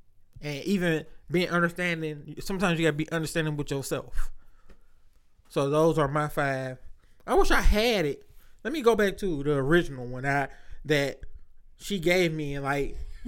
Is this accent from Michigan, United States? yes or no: yes; Detroit, Michigan, United States; I am from Detroit.